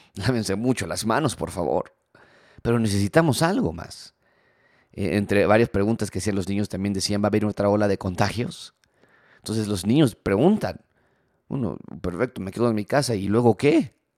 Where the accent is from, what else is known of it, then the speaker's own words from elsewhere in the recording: Mexico; nosotros como mexicanos